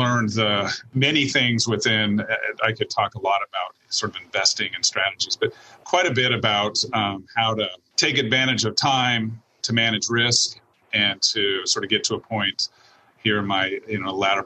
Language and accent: English; Seattle, Washington, United States; I was born and raised in Seattle and have lived here almost all of my life